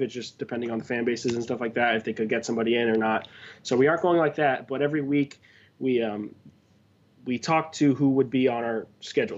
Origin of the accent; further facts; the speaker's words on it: Miami, Florida, United States; I'm from South Florida. I'm a Miami guy